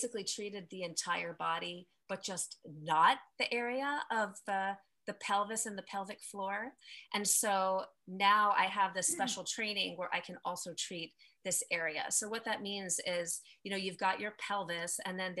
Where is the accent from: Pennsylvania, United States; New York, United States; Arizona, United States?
New York, United States; now in California, United States; I'm located in California. I'm from New York originally